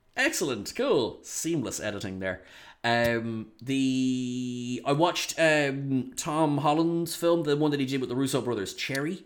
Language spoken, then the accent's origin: English; Ireland